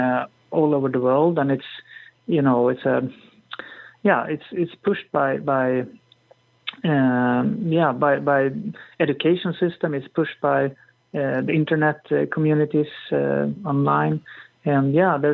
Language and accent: English; Sweden; I'm from Sweden